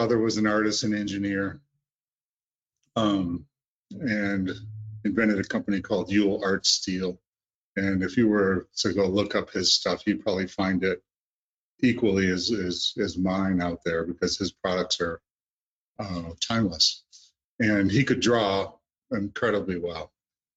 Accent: Great Lakes, United States; I grew up on the Great Lakes

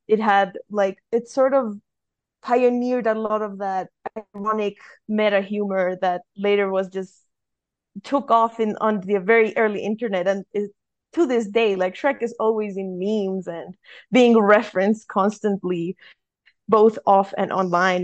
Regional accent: Colombia; I'm from Colombia

